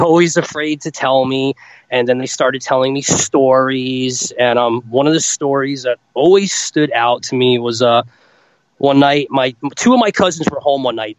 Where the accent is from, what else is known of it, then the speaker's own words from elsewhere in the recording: Rochelle Park, New Jersey, United States; I grew up in New Jersey, northern New Jersey, little town called Rochelle Park.